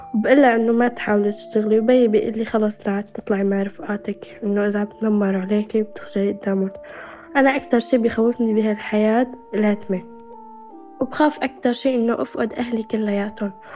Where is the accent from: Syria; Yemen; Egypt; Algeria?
Syria; ومن سوريا